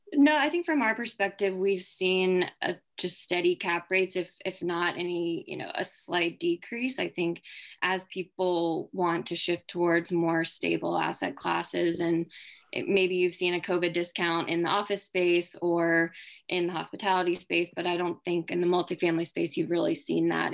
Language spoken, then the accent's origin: English; Charleston, South Carolina, United States; moved away as an adult; also born or lived in Georgia / Washington, D.C.; now in Chapel Hill, United States; I'm originally from Charleston, South Carolina